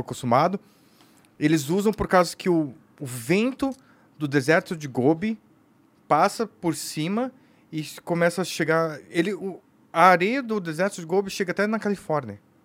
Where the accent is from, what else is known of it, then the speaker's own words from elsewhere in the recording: São Paulo, Brazil; sou brasileiro, nasci aqui